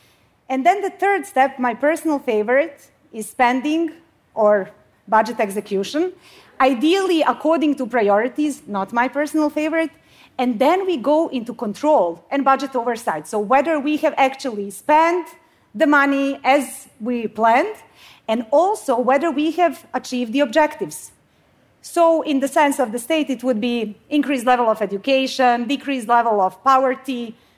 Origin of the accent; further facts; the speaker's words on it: Bosnia & Herzegovina; now in Sweden; So I come from Bosnia. I mean, I live in Sweden now, but you don't need to know my whole life story. But the story that I do want to share is from my home country.